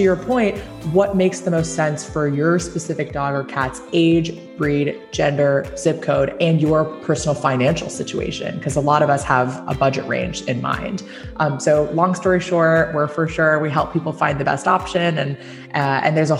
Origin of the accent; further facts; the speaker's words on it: Hong Kong; moved away as an adult; also born or lived in New Jersey, United States; now in West Coast, United States; I actually was born and raised in Hong Kong. I spent 18 years growing up there before coming to the US for college.